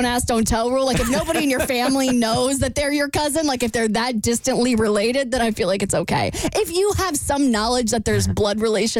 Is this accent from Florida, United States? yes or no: yes; Florida, United States; I'm from Florida.